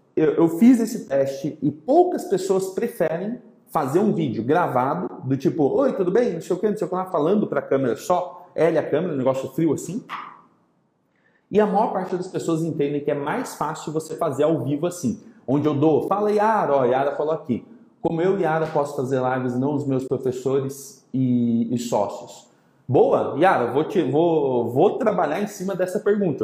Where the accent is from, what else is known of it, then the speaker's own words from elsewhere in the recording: São Carlos, São Paulo, Brazil; de São Carlos, minha terra natal